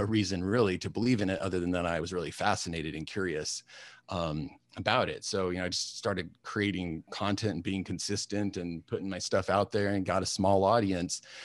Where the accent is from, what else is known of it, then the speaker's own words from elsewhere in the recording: Alaska, United States; I grew up in Alaska, which is not a usual thing.